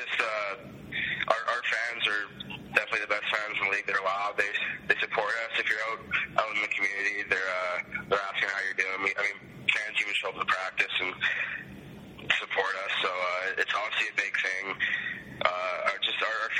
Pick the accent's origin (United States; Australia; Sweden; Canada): Canada; I'm sitting here as a Canadian